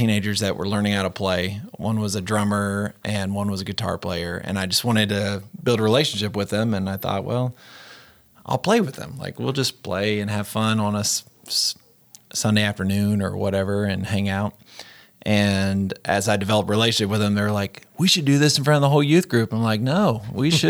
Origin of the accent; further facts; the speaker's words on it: Jacksonville, Florida, United States; also born or lived in Mississippi; now in West Tennessee, United States; in Jacksonville, Florida, and that's where I grew up.